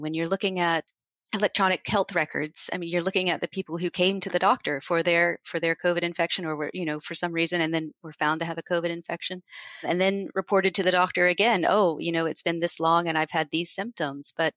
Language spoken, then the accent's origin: English; United States; now in United Kingdom; I'm from the United States